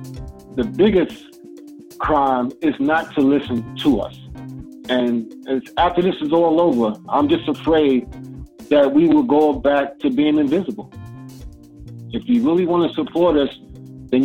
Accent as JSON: {"language": "English", "country": "United States", "tie": "born or raised there", "said": "I grew up in America"}